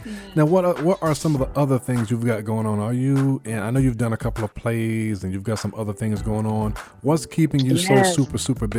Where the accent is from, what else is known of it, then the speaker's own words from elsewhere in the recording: Athens, Georgia, United States; I went to high school in Athens